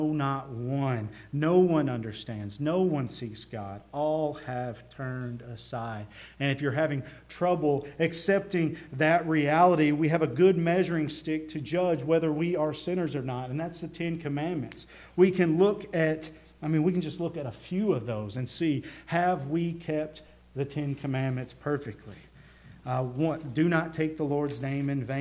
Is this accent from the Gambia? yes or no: no; the South, United States; accent: Southern; now in Lebanon, United States; So my accent gives me away from being from the South